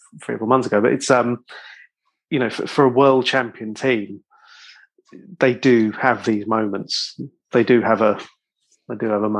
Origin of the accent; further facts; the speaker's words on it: Ireland; being Irish